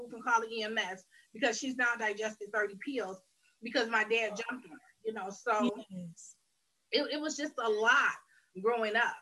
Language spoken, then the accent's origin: English; Detroit, Michigan, United States; I am originally from Detroit, Michigan, raised here